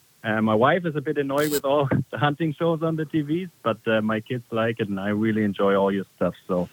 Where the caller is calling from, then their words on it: North Dakota, United States; I'm calling from North Dakota